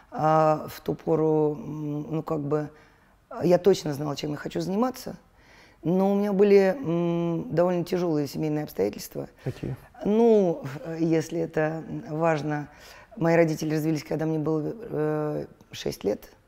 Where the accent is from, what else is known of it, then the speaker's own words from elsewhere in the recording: Moscow, Russia; Мы, э, я же родилась в Столешникове, но это была бывшая дворницкая, и мы жили в подвале.